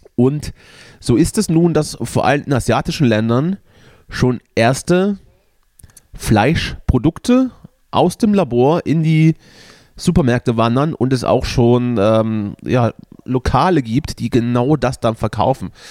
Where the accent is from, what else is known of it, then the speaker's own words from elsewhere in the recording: Germany; als Deutscher